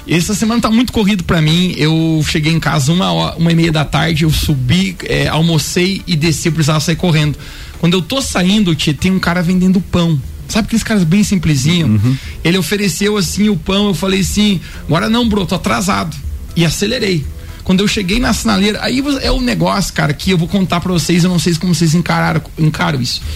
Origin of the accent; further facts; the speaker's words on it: Lages, Santa Catarina, Brazil; also born or lived in France / Rio de Janeiro / Balneário Camboriú; Eu sou lagiano